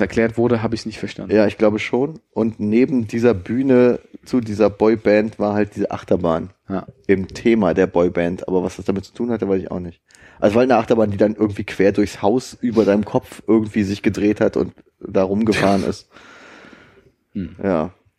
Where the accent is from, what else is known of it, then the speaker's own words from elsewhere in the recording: Germany; ich bin aus Deutschland.